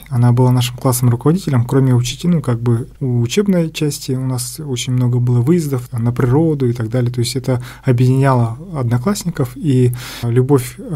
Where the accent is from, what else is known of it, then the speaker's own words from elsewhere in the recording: Yakutsk, Sakha Republic, Russia; born there; Родился я в городе Якутске, четвертым ребенком в многодетной семье, ну, младший Родители в 68 году переехали в Якутск и здесь образовали как бы семью.